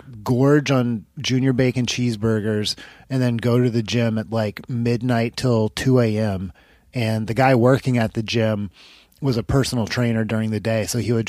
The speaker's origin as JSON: {"language": "English", "region": "Rhode Island", "country": "United States", "said": "I'm from Rhode Island"}